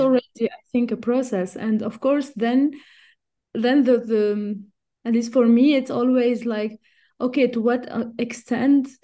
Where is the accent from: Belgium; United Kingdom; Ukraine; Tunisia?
Tunisia; moved away as an adult; also born or lived in Switzerland; I was born and raised in Tunisia and I studied I mean, everything was in Tunisia until I only did my P H D in Switzerland.